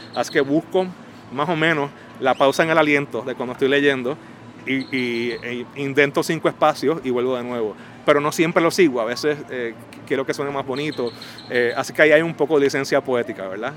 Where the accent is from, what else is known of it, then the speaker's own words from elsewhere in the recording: San Juan, Puerto Rico; now in New York, United States; poeta puertorriqueño, nacido y criado en San Juan, pero radicado en Nueva York